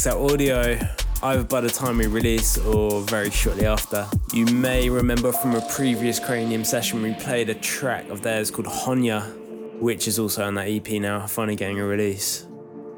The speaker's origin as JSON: {"language": "English", "town": "Malvern", "region": "West Midlands", "country": "United Kingdom", "tie": "born or raised there", "also_born_or_lived": "Herefordshire", "moved": "yes", "said": "Malvern, which is our hometown, home area."}